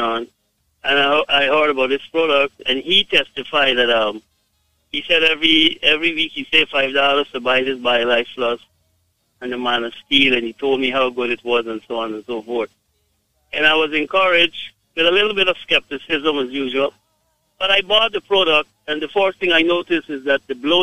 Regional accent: Guyana; I am from Guyana

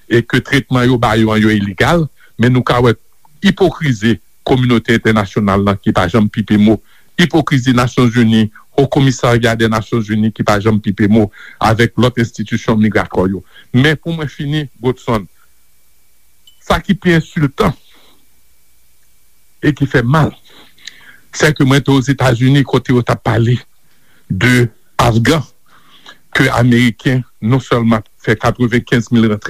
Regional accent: Haiti; nou realize kom haisyen kote nou soti depi

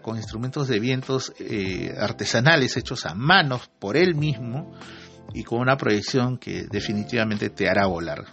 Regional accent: Peru; nosotros como, peruanos

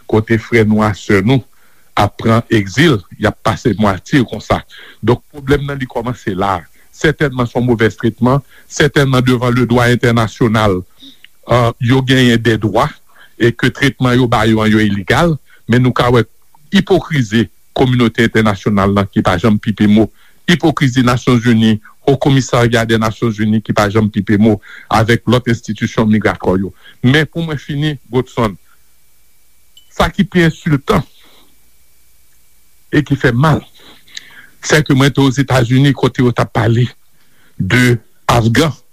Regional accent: Haiti

